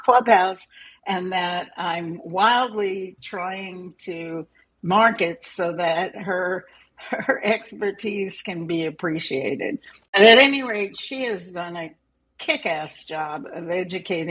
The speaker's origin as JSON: {"language": "English", "town": "New York City", "region": "New York", "country": "United States", "tie": "born or raised there", "said": "I grew up in New York City"}